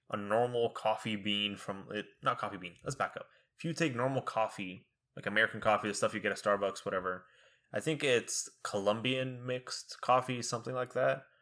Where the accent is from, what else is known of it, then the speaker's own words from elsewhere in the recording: Egypt; now in Texas, United States; growing up in Egypt